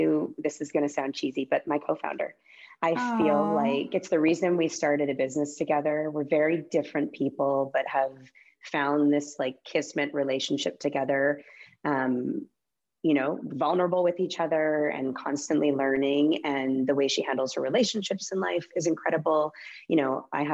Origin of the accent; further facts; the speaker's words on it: Calgary, Alberta, Canada; moved away as an adult; also born or lived in Winnipeg, Manitoba / Vancouver, British Columbia / Los Angeles, United States; now in Boise, United States; I grew up all the way through university in Calgary